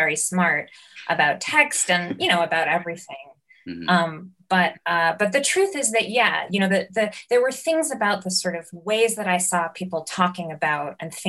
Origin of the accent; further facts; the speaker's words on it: New York, United States; You know, I think growing up in New York and you know, kind of fortuitously getting access to the sort of kinds of experimental theater